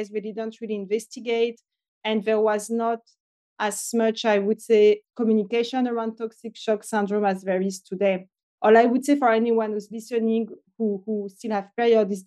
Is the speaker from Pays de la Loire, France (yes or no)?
no; France near Paris, Île-de-France, France; English is a second language; moved away; I'm French originally. I grew up in France near Paris.